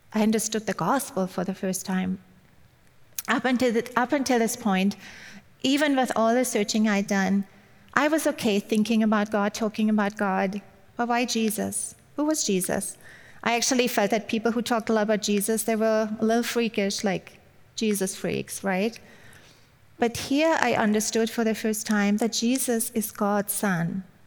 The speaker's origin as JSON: {"language": "English", "country": "Germany", "tie": "born or raised there", "second_language": "English", "moved": "yes", "said": "I grew up in Germany"}